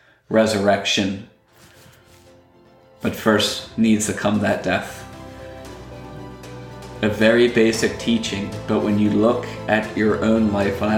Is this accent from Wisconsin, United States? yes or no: no; Lancaster County, Pennsylvania, United States; I grew up in Lancaster County, Pennsylvania, and there are plenty of farms up there